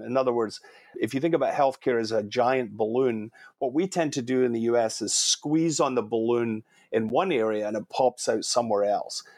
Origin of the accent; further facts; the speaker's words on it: Scotland, United Kingdom; also born or lived in Canada; now in California, United States; I'm Scottish, I've spent a bit of time in Ireland